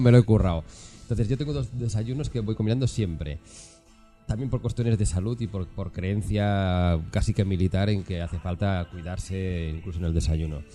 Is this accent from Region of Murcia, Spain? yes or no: no; Catalonia, Spain; now in Madrid, Spain; Allí, allí en mi tierra, yo soy catalán